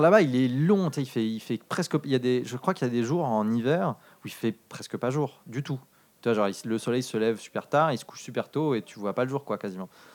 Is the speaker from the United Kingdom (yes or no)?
yes; Darlington, North East England, United Kingdom; moved away; quand j'étais enfant, j'ai grandi en Angleterre. Euh, c'était euh, dans le nord, euh, pas loin d'une. Donc, la, la ville, c'était Darlington